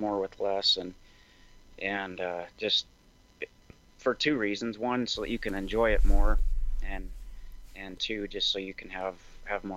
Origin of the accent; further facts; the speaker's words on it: Montana, United States; also born or lived in Seattle; So I grew up in Montana. I'm a fifth generation Montanan